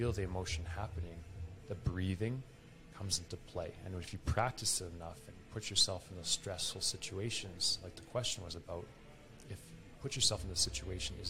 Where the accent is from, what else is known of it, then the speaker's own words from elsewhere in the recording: Alberta, Canada; I'm from Alberta, Canada, we're right near Rocky Mountains